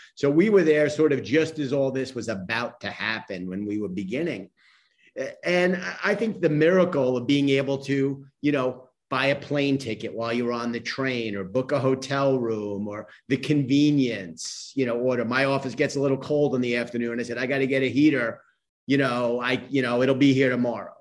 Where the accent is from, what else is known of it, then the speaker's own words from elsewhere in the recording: New York City, New York, United States; I grew up in Queens. My family's from Brooklyn.